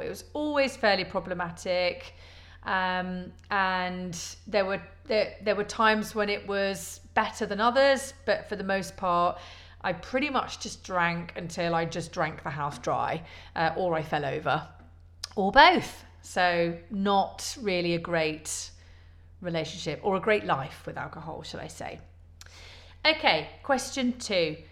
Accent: Leicester, East Midlands, United Kingdom; moved away as an adult; also born or lived in London; now in Poole, United Kingdom; I was born in Leicester originally. Um, I moved away at 19

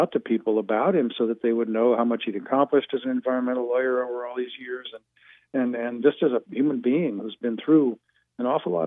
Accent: Kansas, United States; moved away; I'm originally from Kansas, by the way. I'm a KU boy, class of 69.

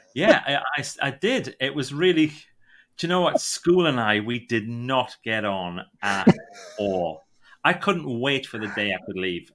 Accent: Northumberland, North East England, United Kingdom; also born or lived in County Durham; I'm really from a place called Northumberland, but nobody knows Northumberland, but you might know a place called Newcastle

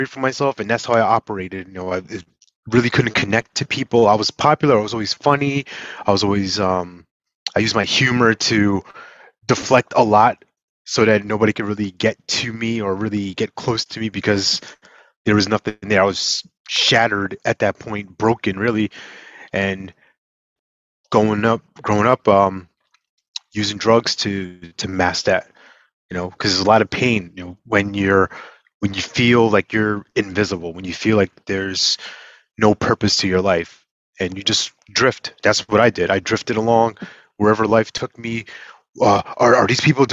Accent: New York, United States; moved away; I'm originally from New York

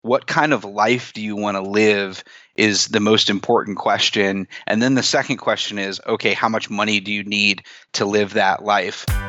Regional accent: East Coast, United States; also born or lived in Chicago; now in New York City, United States; I grew up on the East Coast

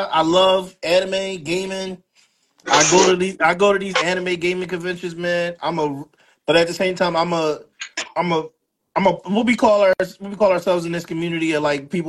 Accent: Philadelphia, Pennsylvania, United States; I live born and raised in Philadelphia.

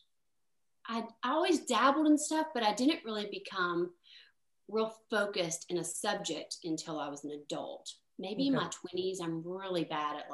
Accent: Tennessee, United States; I grew up in Tennessee.

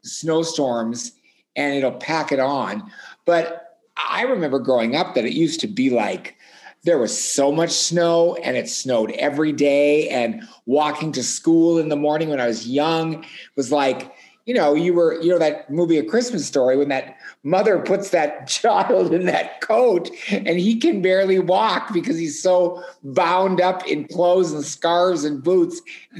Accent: Hibbing, Minnesota, United States; now in Minneapolis, United States; I grew up in Hibbing, Minnesota.

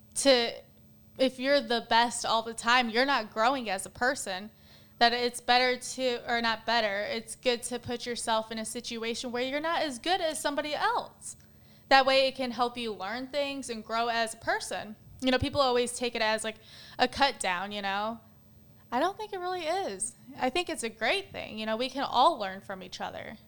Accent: Battle Creek, Michigan, United States; moved away; I'm from Battle Creek, Michigan originally

